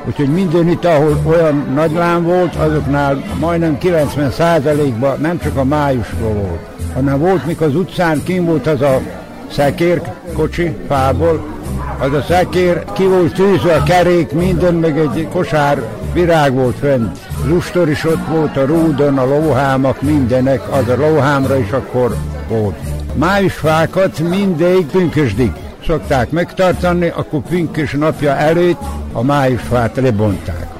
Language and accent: Hungarian; Erzsébet, Vojvodina, Serbia; én Erzsébeten születtem